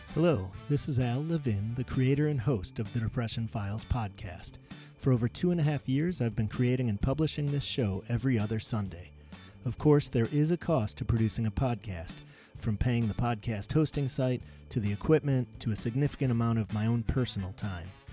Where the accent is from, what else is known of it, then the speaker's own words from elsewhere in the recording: Skokie, Illinois, United States; now in Minneapolis, United States; I was born in Skokie Valley Hospital in oh Skokie, oh Illinois.